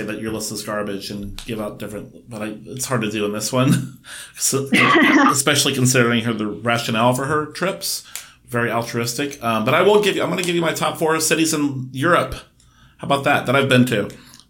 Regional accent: United States; as an American

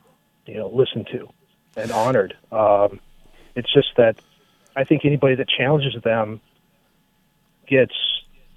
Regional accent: northwestern Minnesota, United States; I was born and raised on a farm in northwestern Minnesota.

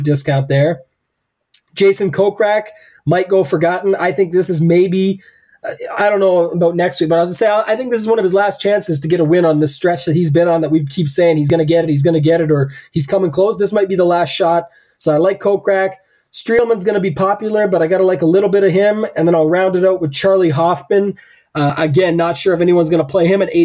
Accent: Canada; I'm the Canadian here

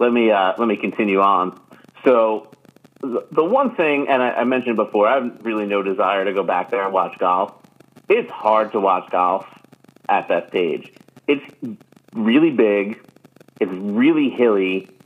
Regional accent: New York, United States; I'm from Long Island bias and like Bethpage is like our spot.

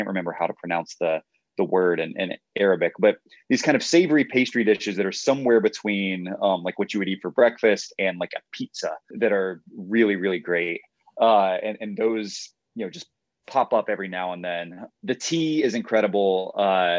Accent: Atlanta, Georgia, United States; moved away as an adult; now in Nashville, United States; I was born here, but I grew up mostly in Atlanta

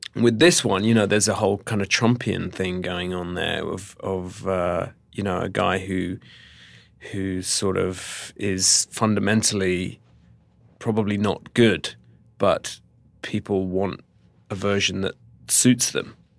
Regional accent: United Kingdom; as a Brit

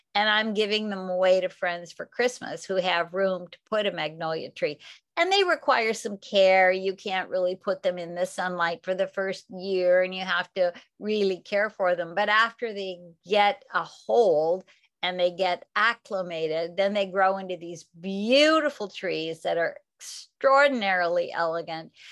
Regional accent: the Northwest, Pacific Northwest, United States; now in California, United States; I grew up in the Northwest, so I had a lot of evergreens

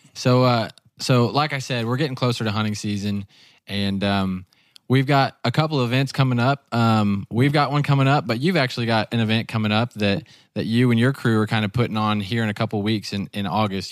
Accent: the Ozarks, United States; I grew up in the Ozarks

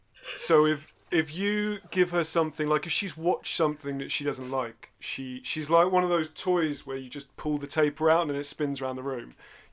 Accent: London, United Kingdom; also born or lived in Teddington; We started in a very cramped house in Kensal Rise with no garden. And then when I was about 7 or 8, so you must have been 10-ish, we moved to Surrey, which was a lot leafier and a little bit less exciting.

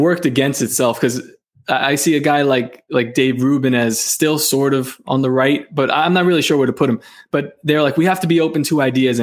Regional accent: New York City, New York, United States; I was born in Coney Island, grew up in Coney Island, and I recently moved out, but not too far, maybe 15 minutes away

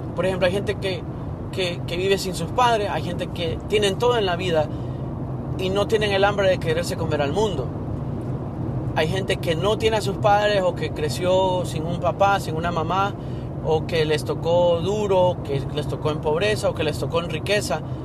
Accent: Honduras; moved away; soy de Honduras

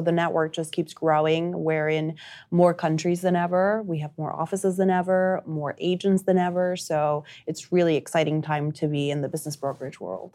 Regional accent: Uruguay; first language Spanish; English is a second language; moved away; I'm originally from South America. I'm from Uruguay.

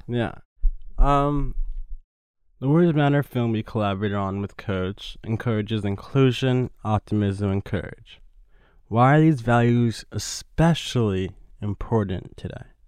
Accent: New York, United States; growing up in New York

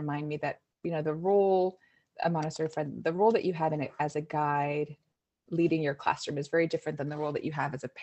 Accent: East Coast, United States; also born or lived in Norway (mother's home, visits); now in North Bay, California, United States; I grew up on the East Coast at a time where Scandinavia wasn't really on the map so much

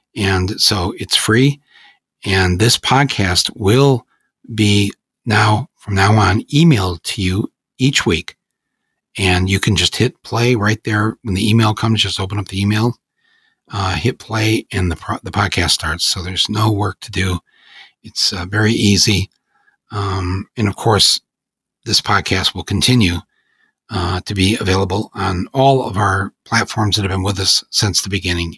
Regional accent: United States; I feel I have a responsibility as an American to speak out

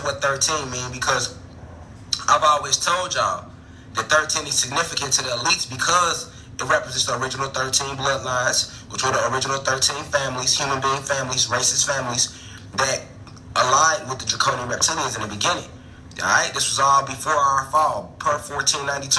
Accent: United States

